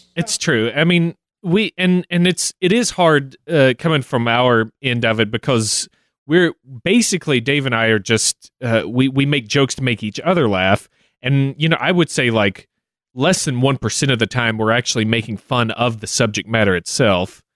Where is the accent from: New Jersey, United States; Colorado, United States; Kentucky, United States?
Kentucky, United States; my home state